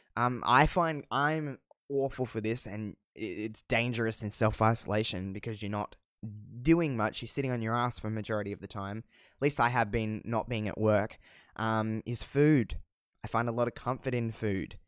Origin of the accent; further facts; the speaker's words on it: Australia; accent: Australian; I don't think I have that thick of an Australian accent, but maybe